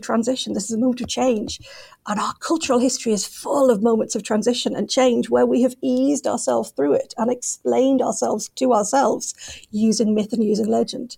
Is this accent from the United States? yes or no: no; England, United Kingdom; all of us as English people, as dreamers of England